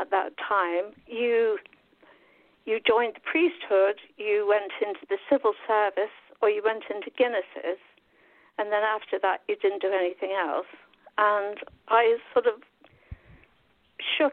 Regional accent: West Drayton, London, United Kingdom; I grew up in a little place called West Drayton

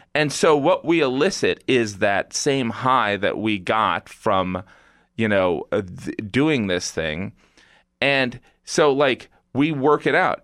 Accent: Indiana, United States; moved away; from Indiana

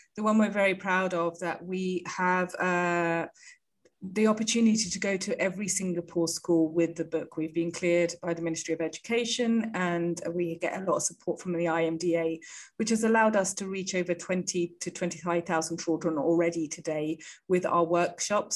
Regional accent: United Kingdom; moved away as an adult; also born or lived in India; as you can hear maybe from my accent, I am from the UK. I was born and bred there

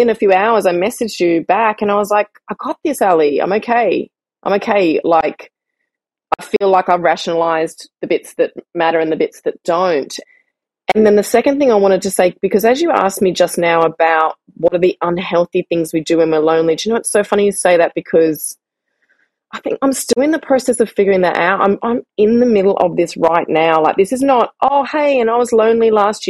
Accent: Australia; moved away as an adult; now in Barcelona, Spain; being the Australian that I am

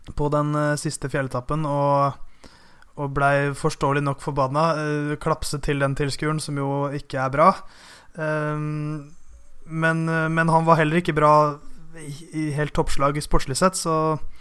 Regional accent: Norway

